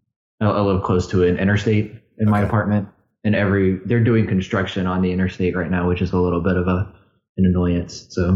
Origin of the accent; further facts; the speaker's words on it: United States; I'm an American guest on an American hosted podcast show